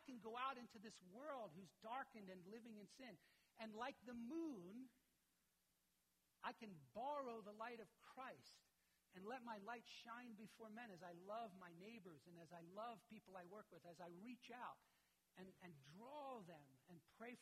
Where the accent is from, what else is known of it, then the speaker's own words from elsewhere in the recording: United States; Being an American